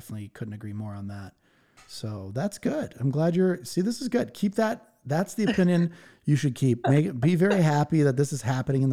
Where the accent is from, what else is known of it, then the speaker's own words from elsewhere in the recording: Connecticut, United States; my home state, Connecticut